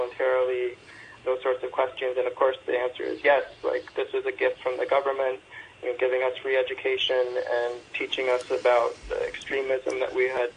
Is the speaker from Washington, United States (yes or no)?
yes; Seattle, Washington, United States; I'm from Seattle